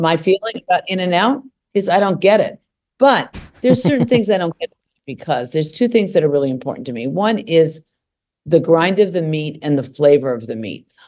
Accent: Los Angeles, California, United States; When I was growing up here

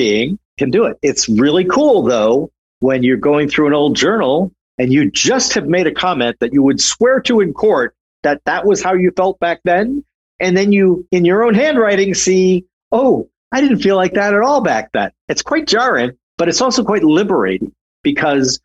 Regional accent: St. Paul, Minnesota, United States; I'm originally from St. Paul, Minnesota, which was the Twin Cities

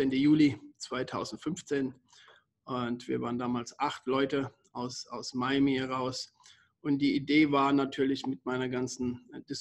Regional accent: Germany; bin 54 Jahre alt, bin Deutscher, geboren und, und aufgewachsen in Deutschland.

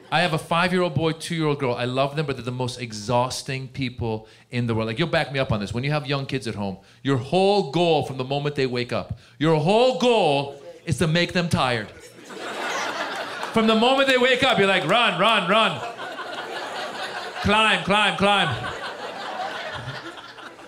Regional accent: Iran; moved away; I'm originally from Iran

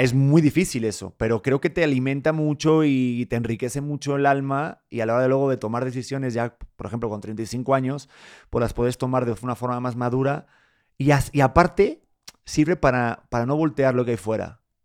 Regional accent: Spain; moved away as an adult; now in Mexico; soy de España

